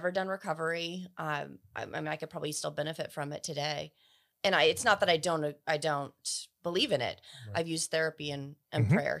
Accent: Burke, Virginia, United States; moved back to my hometown. I'm from Fairfax County, Virginia. Mm-hmm. It's actually called Burke, is the town.

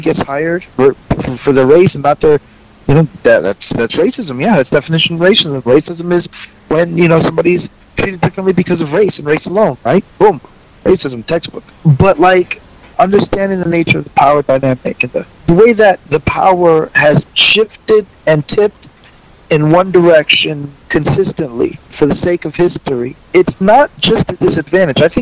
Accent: the South, United States; we grew up in the South

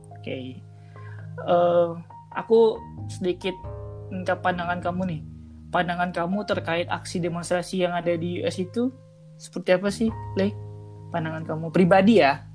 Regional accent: Minang, West Sumatra, Indonesia; aku itu uh, lahir di Minang

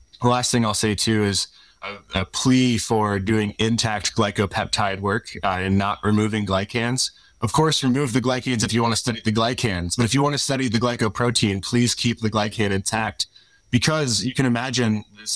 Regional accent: Louisville, Kentucky, United States; moved away as an adult; also born or lived in South Carolina / Madison, Wisconsin / California; now in Seattle, United States; I'm from Louisville, Kentucky. I say it weird

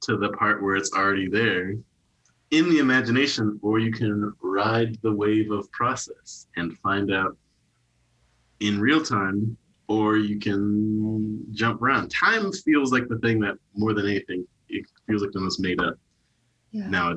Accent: Wichita, Kansas, United States; moved away; also born or lived in Portland; Portland is like not my hometown, my hometown's Wichita, but like my hood, my city is Portland

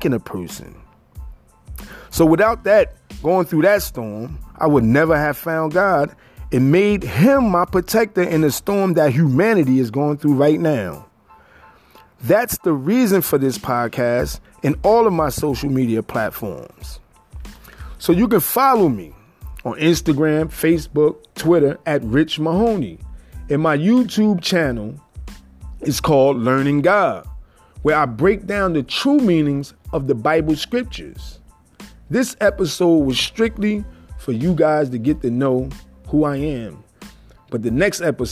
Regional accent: Paterson, New Jersey, United States; I was born and raised in Paterson, New Jersey

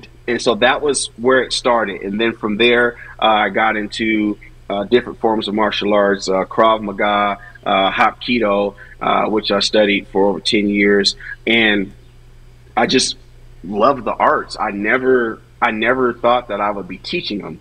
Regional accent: Seattle, Washington, United States; I'm from Seattle, Washington originally

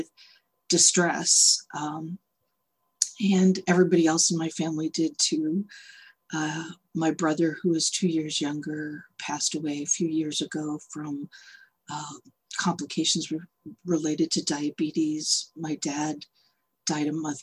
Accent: Boston, Massachusetts, United States; moved away as an adult; now in San Francisco, United States; I'm originally from the Boston area, but in 1990, I moved out here to San Francisco.

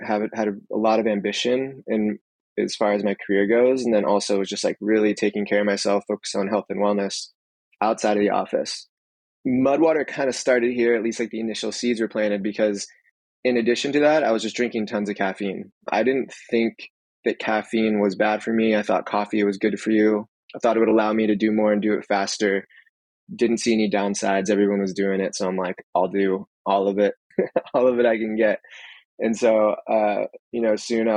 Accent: Santa Cruz, California, United States; also born or lived in San Francisco / Mountain View; I'm born and raised in Santa Cruz

